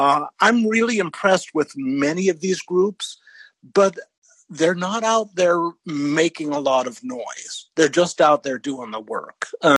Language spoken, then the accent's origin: English; Kansas, United States; also born or lived in Wisconsin / Texas; I live in a 200,000 person town on the central coast of California, but I grew up in Kansas and Wisconsin, and I've lived in Texas.